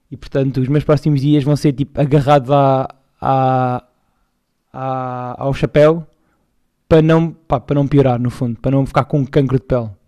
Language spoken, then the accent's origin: Portuguese; Montargil, Portalegre District, Portugal; viemos de Montargil para o Algarve.